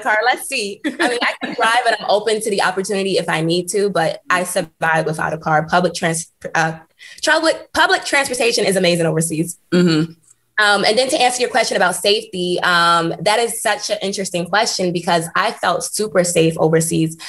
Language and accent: English; United States; moved away as an adult; also born or lived in Switzerland; now in Portland, United States; I'm a part of the Black culture and I'm American